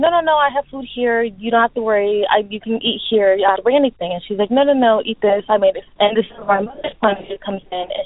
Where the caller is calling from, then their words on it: Southern California, United States; also born or lived in Mexico City, Mexico; I'm calling from SoCal